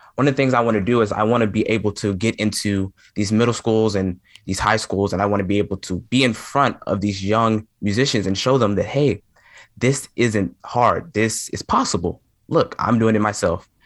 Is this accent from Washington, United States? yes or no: no; Memphis, Tennessee, United States; I'm from Memphis, Tennessee, and anyone that knows anything about Memphis, Tennessee, you know that blues is heavily, heavily influenced in Memphis, Tennessee